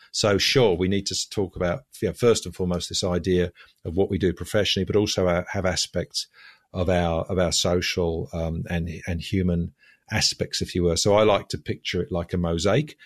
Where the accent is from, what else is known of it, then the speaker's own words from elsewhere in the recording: London, United Kingdom; moved away as an adult; also born or lived in Budapest, Hungary; now in Sydney, Australia; As you can probably hear from my voice, I'm originally English. I was born in, uh, in London, spent, uh, thirty years living in London.